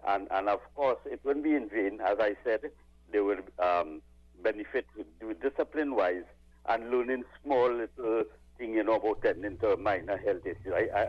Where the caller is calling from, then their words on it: Arima, Trinidad & Tobago; I'm calling from Arima.